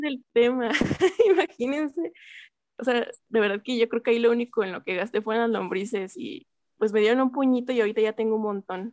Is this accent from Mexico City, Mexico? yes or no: yes; Mexico City, Mexico; yo soy de la Magdalena Contreras y aquí este, generalmente es una zona muy fresca